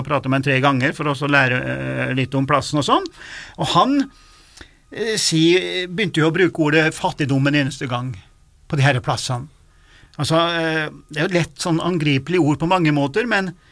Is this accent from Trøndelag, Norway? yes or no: yes; Stjørdal, Trøndelag, Norway; der jeg vokste opp òg